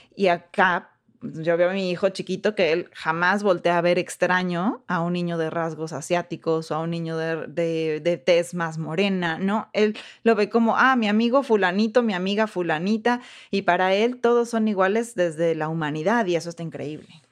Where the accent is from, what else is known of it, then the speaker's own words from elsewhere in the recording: Mexico; moved away as an adult; now in United States; ¿de dónde eres? Y yo, ah, pues de México